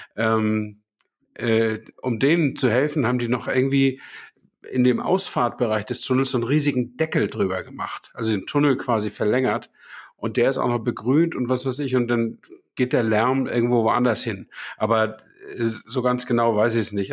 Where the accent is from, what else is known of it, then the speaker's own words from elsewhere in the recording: Hamburg, Germany; moved away; ich war ja Hamburger, ich musste da ja nicht durchfahren, um zur Arbeit zu kommen